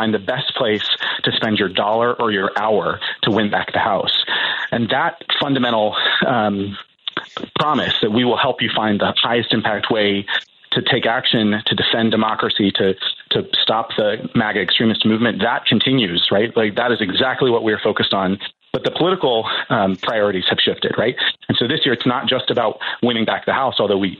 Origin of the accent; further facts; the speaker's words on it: Columbus, Ohio, United States; I'm a Midwesterner, but I am from Columbus, Ohio